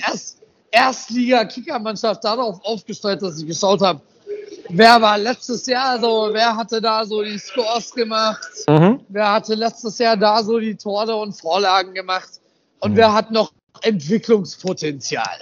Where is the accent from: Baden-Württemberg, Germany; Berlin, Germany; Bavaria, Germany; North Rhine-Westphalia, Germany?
Bavaria, Germany; Upper Palatinate; ich komme aus der Oberpfalz